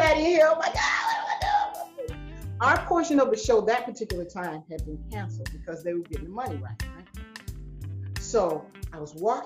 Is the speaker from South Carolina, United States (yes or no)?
yes; Columbia, South Carolina, United States; I joined a local band in my hometown, Columbia, South Carolina